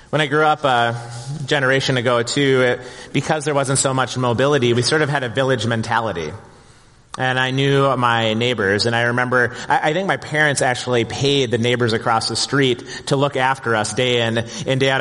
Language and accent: English; Plymouth, Minnesota, United States; growing up in Plymouth in the 1970s and 1980s. And back then, brother, it was the sticks out here